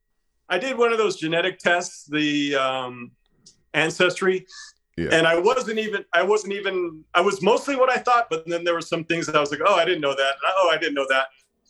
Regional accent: Chicago, Illinois, United States; born there; also born or lived in Hawaii / Las Vegas; I was born in Chicago.

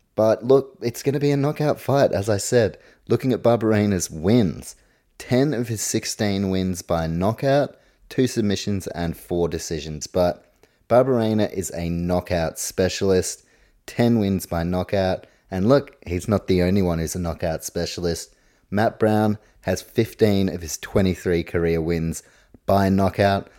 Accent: New Zealand

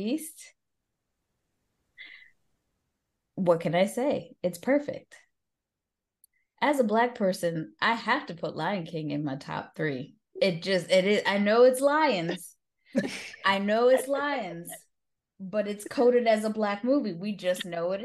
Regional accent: Jamaica; As a Jamaican

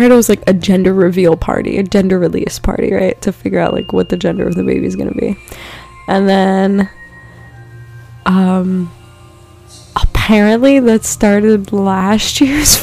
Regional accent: East Coast, United States; now in Los Angeles, United States; I'm not freaking from California. We don't really deal with wildfires in the East Coast

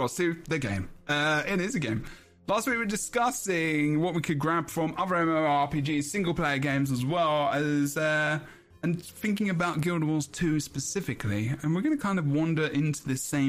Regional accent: United Kingdom; I'm British

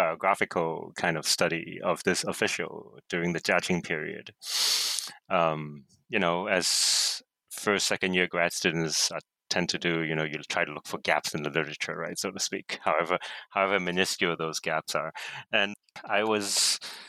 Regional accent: Hong Kong; I grew up here in Hong Kong

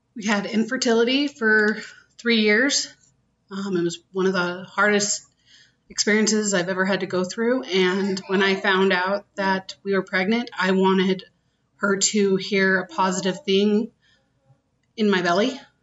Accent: Utah, United States; I grew up in Utah County

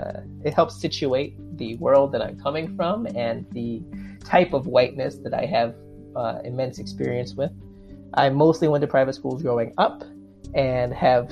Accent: New York, United States; also born or lived in South Korea; As you know, I'm a Black doctoral student. I live in Queens, New York. I was born and raised in New York, although I've lived in a couple of other places.

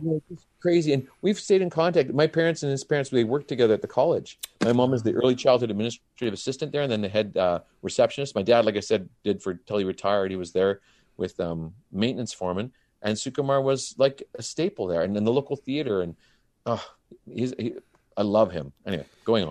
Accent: Grande Prairie, Alberta, Canada; moved away; I flew back from Grand Prairie, my hometown

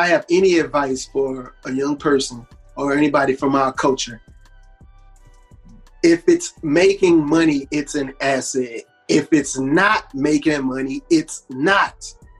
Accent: Houston, Texas, United States; So I'm from Third Ward, man. And I grew up that main intersection, Till Western and Winburn by the Sally store.

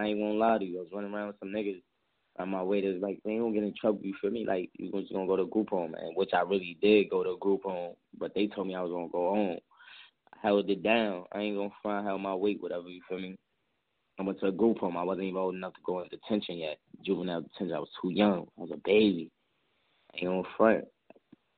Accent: New York City, New York, United States; I came from the Heights

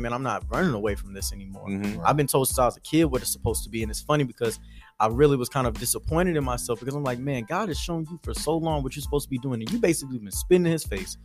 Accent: Houston, Texas, United States; moved away as an adult; now in Nashville, United States; born and raised in Houston, Texas

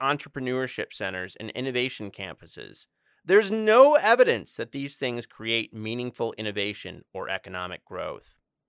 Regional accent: Joliet, Illinois, United States; I'm from the Chicagoland. I was born in Joliet, Illinois, so I'll be asking you a lot about Chicago.

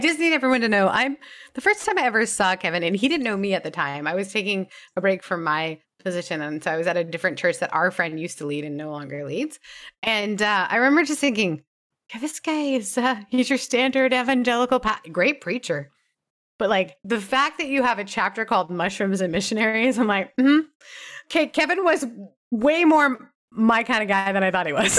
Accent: Canada; now in United States; growing up in Canada

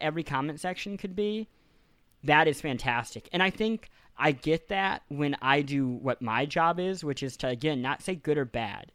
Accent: Kansas City, Missouri, United States; moved away; I grew up in Missouri

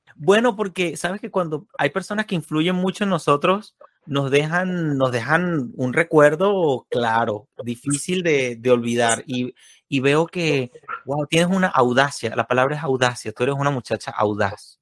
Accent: Venezuela; un amiguito mío de infancia, de niño, de jugar pelota y eso, ya en, Venezuela, soy de Venezuela

